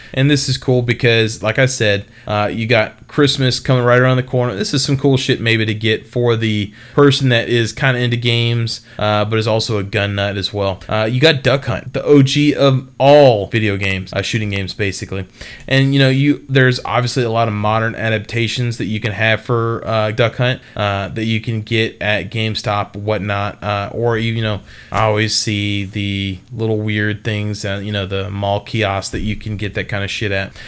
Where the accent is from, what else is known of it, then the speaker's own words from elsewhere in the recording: Texas, United States; moved away; I'm from Texas. I have family that still lives all throughout the state of Texas